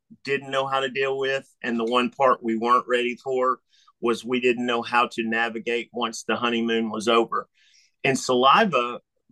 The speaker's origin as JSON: {"language": "English", "town": "Memphis", "region": "Tennessee", "country": "United States", "tie": "born or raised there", "said": "growing up in Memphis, Tennessee"}